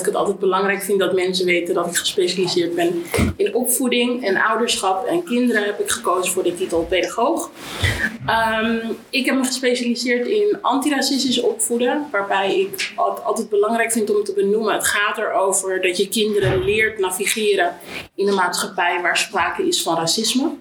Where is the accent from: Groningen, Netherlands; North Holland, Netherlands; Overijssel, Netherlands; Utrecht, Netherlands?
Utrecht, Netherlands; Amersfoort; ik kom uit Amersfoort